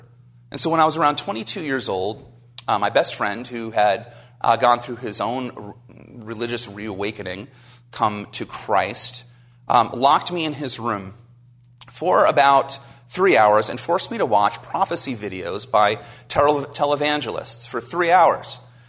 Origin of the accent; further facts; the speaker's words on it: New Jersey, United States; I grew up in New Jersey, so I'm a Jersey boy. You can't hear it in my accent anymore.